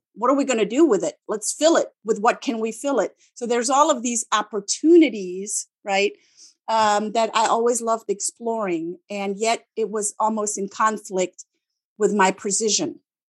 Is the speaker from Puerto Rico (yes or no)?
no; Germany; English is a second language; they're like, oh, you're German, but you don't sound like a German. And then I ask them, what do you want me to do? Do you want me to speak like a German in speaking English?